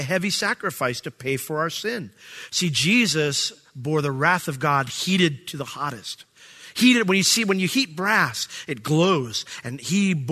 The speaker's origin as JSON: {"language": "English", "country": "United States", "said": "I'm American"}